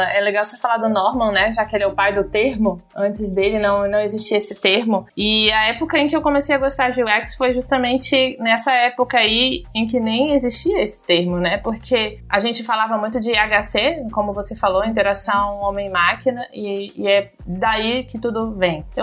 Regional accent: Manaus, Amazonas, Brazil; faculdade lá de Manaus, de onde eu sou.

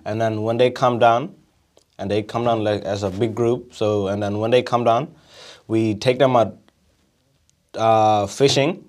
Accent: Derby, Beagle Bay, near Broome, Western Australia, Australia; also born or lived in Looma; I was born in Derby. grew up in two places, which is Luma, just outside of Derby, and then also Beagle Bay, which are just not far of Broome.

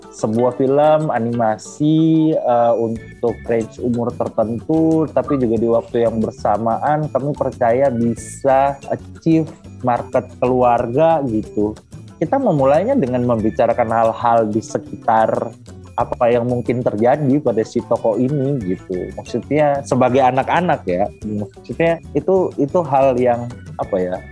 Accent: Eastern Indonesia, Indonesia; now in Jakarta, Indonesia; saya lahir besar di Indonesia Timur

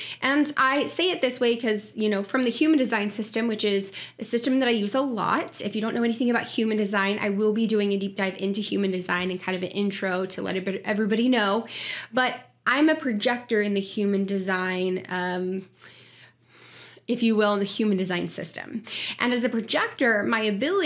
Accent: Kansas City, Missouri, United States; Joining you from my hometown of Kansas City

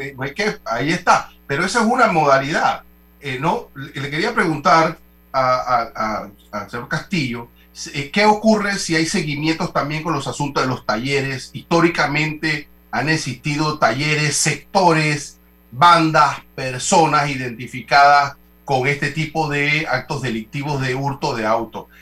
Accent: Panama; como panameños

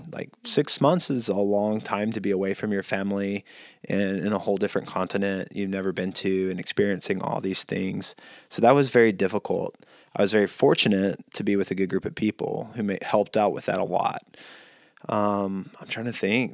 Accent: Mississippi, United States; growing up in Mississippi, mosquitoes are big there

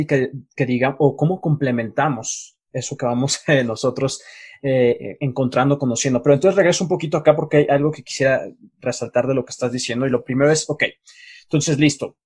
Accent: Mexico; now in Colombia; yo que soy mexicano

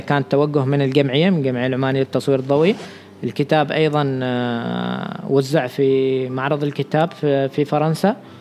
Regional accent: Oman; نحن كمجتمع عماني عندنا اشياء خاطئه

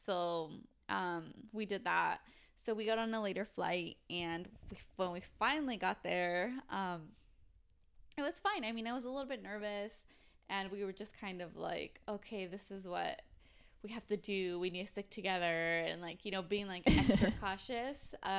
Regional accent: Mexico; So I spoke Spanish and I was like, I'm from Mexico. Yo soy mexicana.

